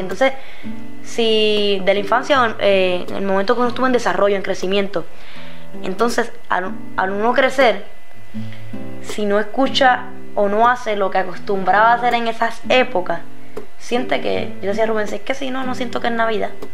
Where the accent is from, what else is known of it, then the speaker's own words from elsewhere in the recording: Aguas Buenas, Puerto Rico; also born or lived in Caguas; Yo no nací aquí, pero siempre estudié aquí. Estudié en casi todas las escuelas públicas de Aguas Buenas.